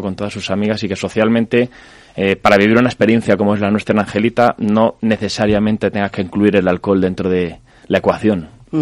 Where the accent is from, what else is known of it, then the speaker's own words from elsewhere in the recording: Zamora, Castile and León, Spain; somos muy cerquita de León, en Zamora, en nuestra zona